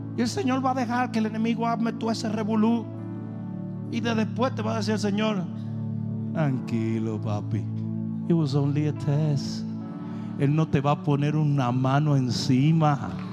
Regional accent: Dominican Republic; moved away

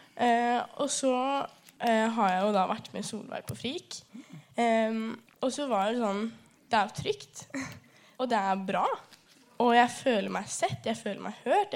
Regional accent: Rena, Hedmark, Innlandet, Norway; moved away; Opprinnelig så er jeg fra Rema i gamle Hedmark

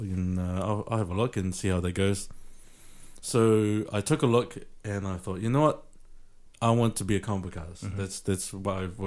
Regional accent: Auckland, New Zealand; I'm a kid from South Auckland.

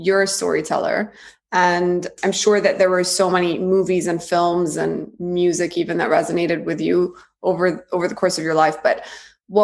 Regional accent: Jeddah, Makkah Province, Saudi Arabia; also born or lived in Cairo, Egypt; I grew up in the Middle East. I grew up in Jeddah between here and Cairo.

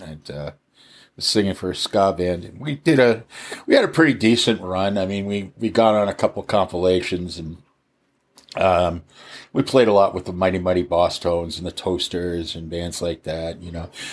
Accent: Cohasset, Massachusetts, United States; also born or lived in Los Angeles / Minneapolis; now in Alameda, United States; I grew up outside of Boston. I was, uh, I grew up in a town called Cohasset

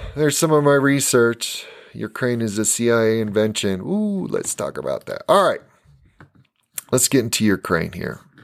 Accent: United States; when I was growing up in America

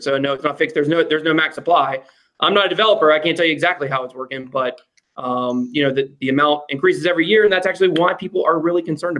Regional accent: United States; I'm American.

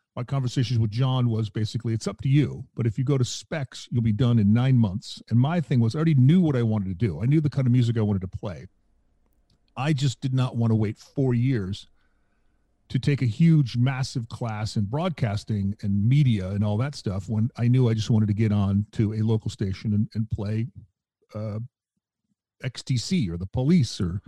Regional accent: Milwaukee, Wisconsin, United States; I was born in Milwaukee

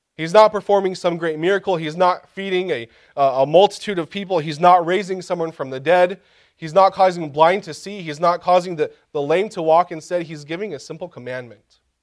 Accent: Kansas, United States; Growing up in Kansas, I had the opportunity one time, uh, for a couple weeks to work in a field

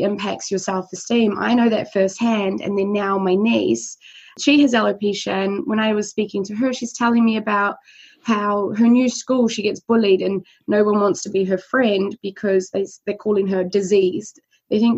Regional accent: New Zealand; born or raised there; moved away

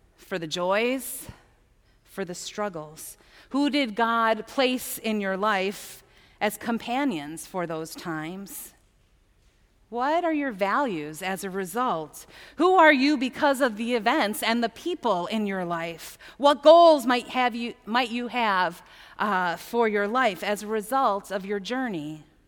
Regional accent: United States; being American

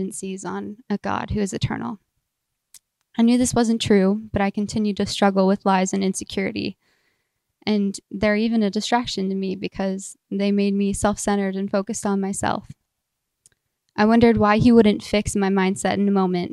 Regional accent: Minot, North Dakota, United States; I grew up outside of Minot and attended a small church outside of town

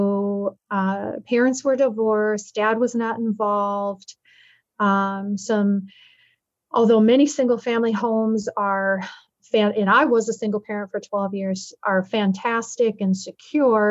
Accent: Minneapolis, Minnesota, United States; growing up in Minneapolis, my childhood

